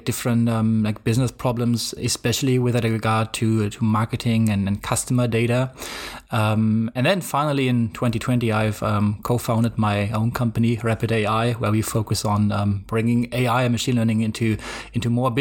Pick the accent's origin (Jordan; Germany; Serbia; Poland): Germany; English is a second language; I come from Germany, as you can probably hear